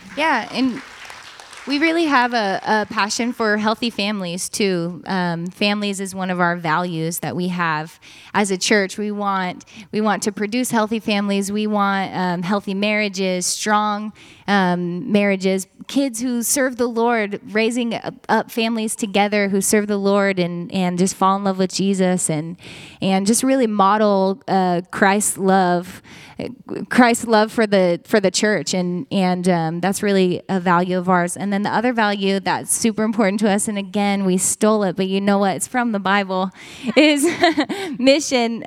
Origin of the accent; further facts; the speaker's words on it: Medford, Oregon, United States; moved away as an adult; also born or lived in Eugene, Oregon; we come from Medford, Oregon, and we met at Joy Church Medford long, long time ago. I was a teenager